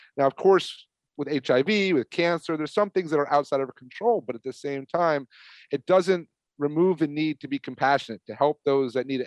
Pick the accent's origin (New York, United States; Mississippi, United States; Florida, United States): New York, United States; I'm from New York